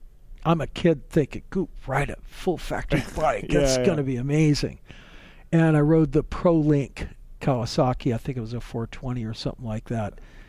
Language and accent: English; Oregon, United States; I was from Oregon.